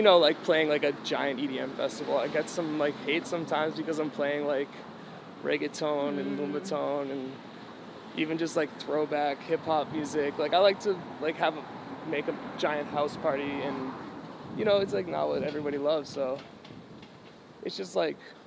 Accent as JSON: {"language": "English", "region": "New Hampshire", "country": "United States", "said": "I'm from New Hampshire. I didn't travel a lot as a kid"}